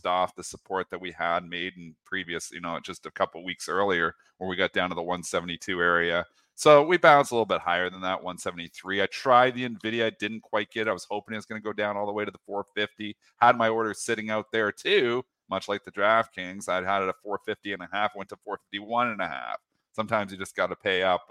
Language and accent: English; Windsor, Ontario, Canada; I'm basically born and raised South Detroit. So even though I'm Canadian, Windsor